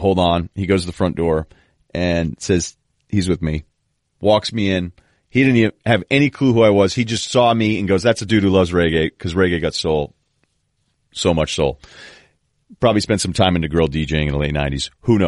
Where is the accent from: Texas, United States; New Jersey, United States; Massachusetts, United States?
Massachusetts, United States; Martha's Vineyard; moved away; when I go home to Martha's Vineyard, it doesn't feel like it's a resort. It feels like I'm home